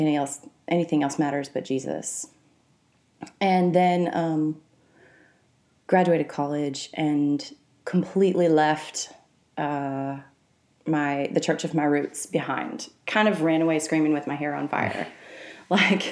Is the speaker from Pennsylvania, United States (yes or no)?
no; Mississippi River Delta, Louisiana, United States; also born or lived in Arkansas; I grew up in the Mississippi River Delta. Half of my growing up, I would call in Arkansas, and half of it in Louisiana, right in the agricultural community of the Mississippi River Delta.